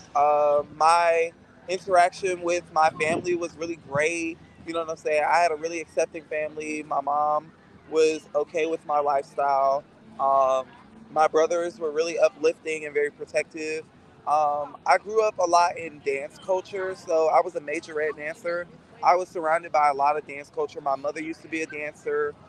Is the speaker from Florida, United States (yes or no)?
yes; Fort Lauderdale, Florida, United States; now in Jacksonville, United States; I am from Fort Lauderdale, Florida